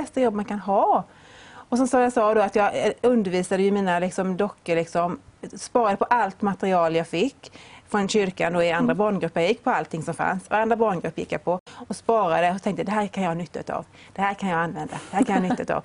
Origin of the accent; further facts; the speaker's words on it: Vetlanda, Jönköping County, Sweden; also born or lived in Öland; Jag var på ett möte hemma i Vetlanda